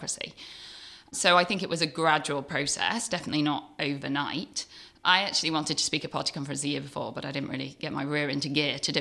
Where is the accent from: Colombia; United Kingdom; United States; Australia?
United Kingdom; Cheshire, North West England; moved away as an adult; also born or lived in York; I grew up in Cheshire in a small little village with my mum, dad and a little sister